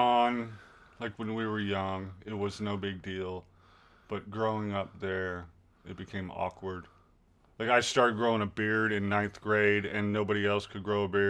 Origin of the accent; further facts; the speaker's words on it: Southwest, United States; And we moved outside of the city. And I was, again, I mean, growing up in the Southwest, I was still white. Very Hispanic culture, which is okay.